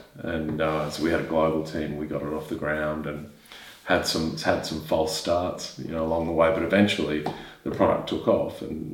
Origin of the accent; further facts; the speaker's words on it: Queensland, Australia; Queensland, my home state